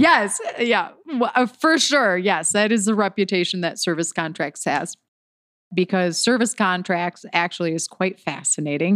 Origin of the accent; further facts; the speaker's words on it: Detroit, Michigan, United States; I'm from Detroit, Michigan